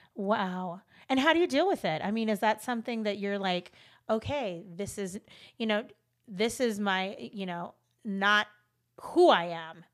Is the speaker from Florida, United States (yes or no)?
no; Los Angeles, California, United States; moved away; I grew up in L